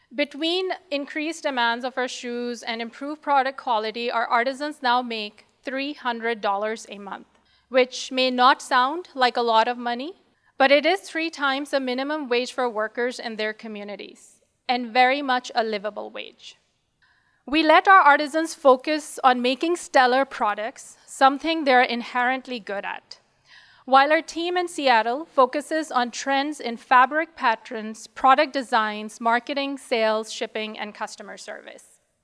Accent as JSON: {"language": "English", "country": "Pakistan", "moved": "yes", "said": "We're also originally from Pakistan"}